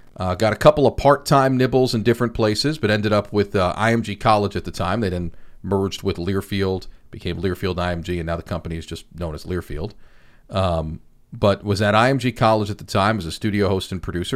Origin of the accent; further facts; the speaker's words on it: Long Island, New York, United States; growing up on Long Island, I was a sports junkie